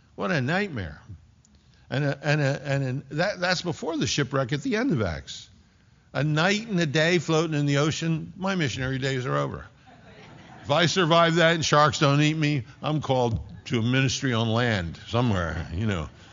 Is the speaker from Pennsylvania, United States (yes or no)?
yes; Philadelphia, Pennsylvania, United States; moved away as an adult; also born or lived in Fort Collins, Colorado; I'm from Philly